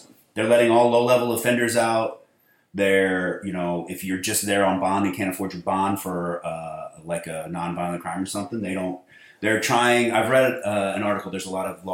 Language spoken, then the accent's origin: English; St. Louis, Missouri, United States; I'm from the St. Louis area